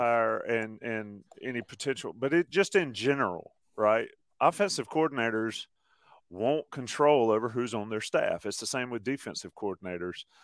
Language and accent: English; North Carolina, United States; I'm from North Carolina.